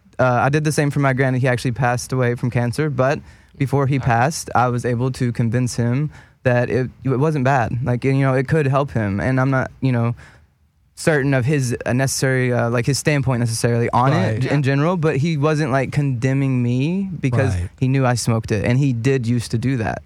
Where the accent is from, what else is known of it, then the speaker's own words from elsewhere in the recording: the Bible Belt, United States; just you even saying pastor just rings so many bells growing up in the Bible Belt.